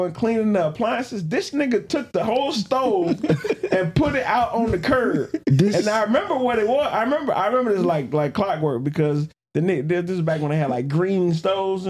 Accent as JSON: {"language": "English", "town": "Chicago", "region": "Illinois", "country": "United States", "tie": "born or raised there", "moved": "yes", "lives_now": "Grand Rapids, United States", "said": "I was raised in Chicago, right? But I used to come up here for the summer, man, in Grand Rapids"}